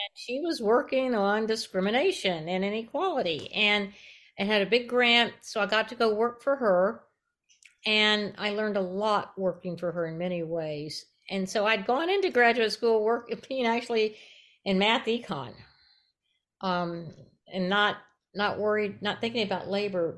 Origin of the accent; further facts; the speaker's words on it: Tampa, Florida, United States; now in Berkeley, United States; I grew up in Tampa, Florida